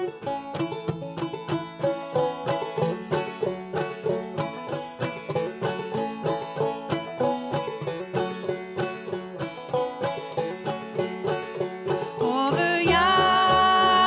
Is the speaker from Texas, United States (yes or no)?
no; Detroit, Michigan, United States; now in Ashland, United States; I grew up kind of in the Metro Detroit area